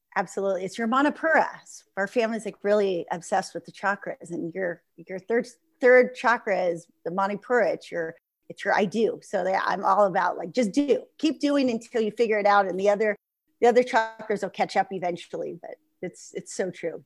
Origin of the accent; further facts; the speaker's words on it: San Diego, California, United States; I'm from San Diego